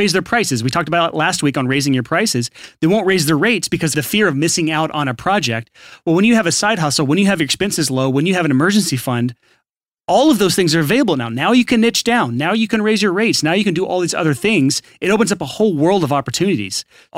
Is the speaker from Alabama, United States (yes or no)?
yes; Alabama, United States; I mean, I was born and raised in Alabama, yeah. So that's my actual voice.